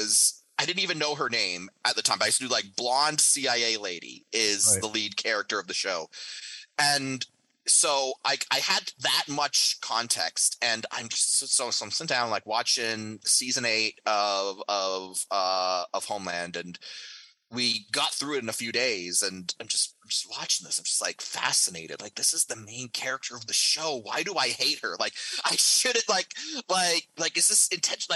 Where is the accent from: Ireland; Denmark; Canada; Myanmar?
Canada; now in Tampa, United States; my home country